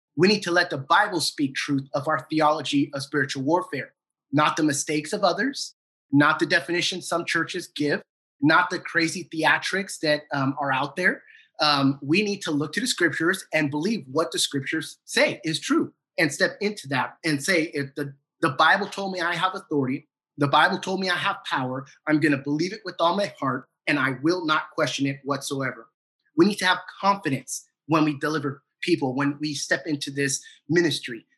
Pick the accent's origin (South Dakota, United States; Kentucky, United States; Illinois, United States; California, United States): California, United States; San Diego; now in Duncanville, United States; A good friend of mine that I grew up with back in San Diego